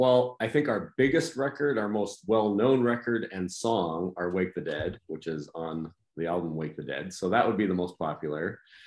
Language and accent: English; Portage la Prairie, Manitoba, Canada; also born or lived in -; I grew up in a few different spots. I was born in a town called Portage la Prairie in Manitoba, which is about, most people are familiar with Winnipeg, which is the biggest city